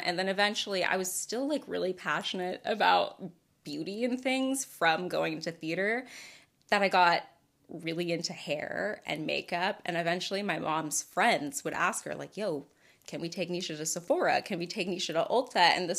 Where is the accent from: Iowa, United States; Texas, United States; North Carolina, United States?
Texas, United States; The Woodlands; Well, because, like, I grew up in the Woodlands, Texas. My mom's social circle could only afford me so many people